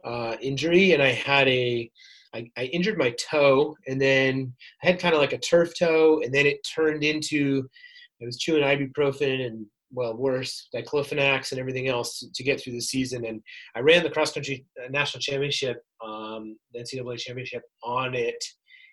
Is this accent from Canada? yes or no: no; upstate New York, United States; moved away as an adult; also born or lived in Stanford, California; now in San Diego, United States; I grew up in upstate New York